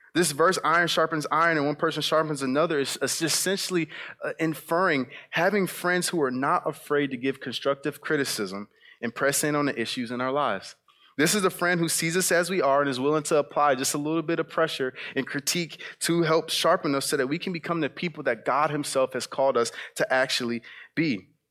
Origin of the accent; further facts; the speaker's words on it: South Bend, Indiana, United States; moved away; my time back in South Bend, Indiana, growing up on the West Side